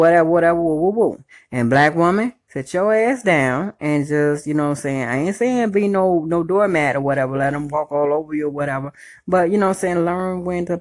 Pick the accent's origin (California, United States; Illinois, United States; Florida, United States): Illinois, United States; Chicago; moved away; I actually miss my hometown. So what up, Chi-Town?